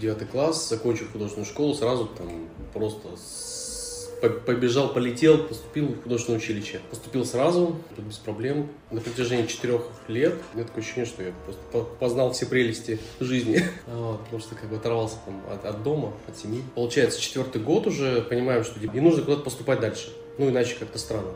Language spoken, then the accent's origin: Russian; Chelyabinsk, Chelyabinsk Oblast, Russia; я из Челябинска, в школе было все плохо